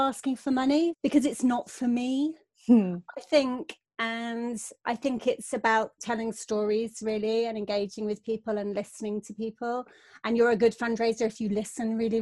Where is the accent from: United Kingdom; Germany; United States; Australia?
United Kingdom; Devon, South West England; I grew up in Devon